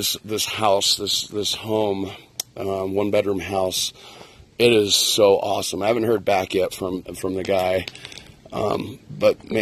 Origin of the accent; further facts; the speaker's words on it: near Red Rocks, Colorado, United States; I grew up near Red Rocks, Colorado, in the foothills